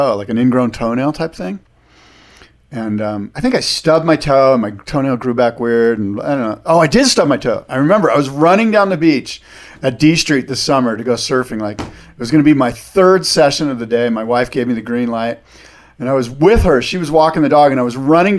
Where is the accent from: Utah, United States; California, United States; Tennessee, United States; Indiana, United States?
California, United States; San Diego; where I grew up in San Diego